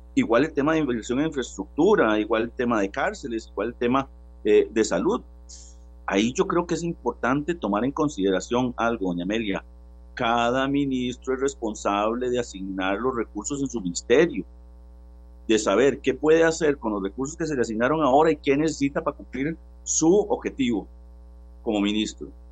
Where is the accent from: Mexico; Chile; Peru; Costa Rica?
Costa Rica; como costarricenses